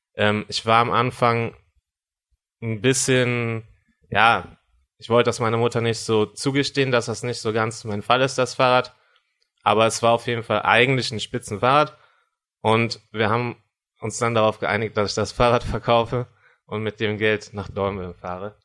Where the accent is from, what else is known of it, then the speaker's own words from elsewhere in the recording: Cologne, North Rhine-Westphalia, Germany; ich komme aus Köln